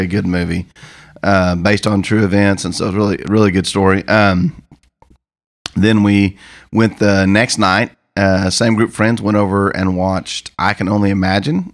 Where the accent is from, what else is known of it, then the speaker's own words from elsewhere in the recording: Missouri, United States; also born or lived in Oklahoma; I come from Missouri